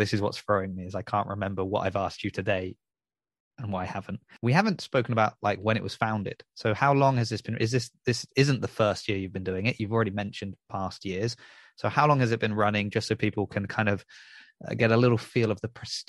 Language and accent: English; Southampton, South East England, United Kingdom; growing up in Southampton